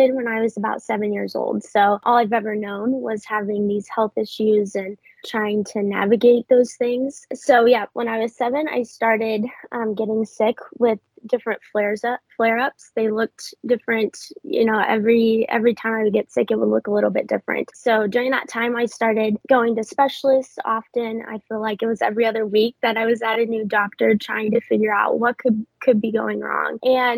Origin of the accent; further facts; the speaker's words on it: Southern Illinois, United States; moved away as an adult; I was raised in Southern Illinois, so a little bit of a small town sort of vibe